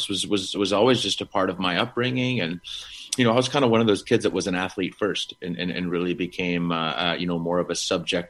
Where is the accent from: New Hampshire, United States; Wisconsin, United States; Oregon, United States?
Wisconsin, United States; I was a Wisconsin born guy